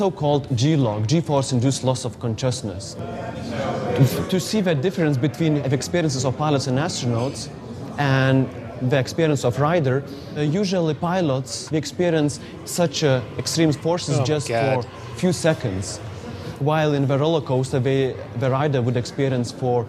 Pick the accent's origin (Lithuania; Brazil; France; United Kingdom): Lithuania; from Lithuania.